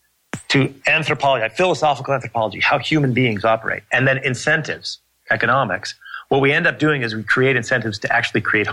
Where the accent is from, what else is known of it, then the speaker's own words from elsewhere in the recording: United States; I'm American